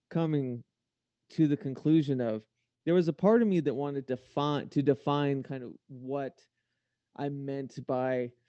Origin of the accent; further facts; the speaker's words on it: United States; I'm American.